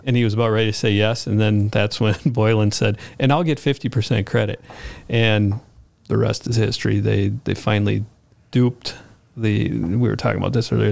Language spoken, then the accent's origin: English; Bloomington, United States; I grew up in Bloomington